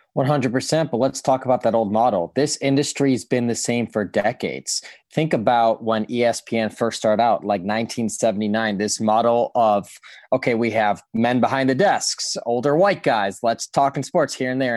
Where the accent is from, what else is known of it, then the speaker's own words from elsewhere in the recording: Chicago, Illinois, United States; growing up in Chicago